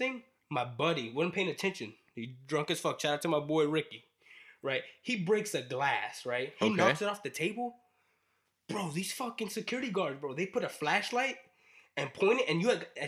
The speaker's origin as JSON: {"language": "English", "country": "United States", "said": "I'm American"}